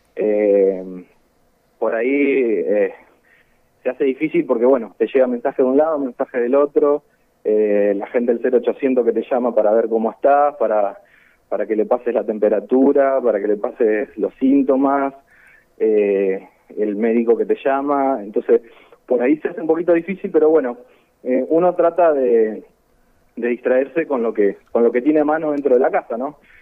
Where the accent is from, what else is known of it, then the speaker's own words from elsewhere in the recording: San Lorenzo, Santa Fe, Argentina; soy de San Lorenzo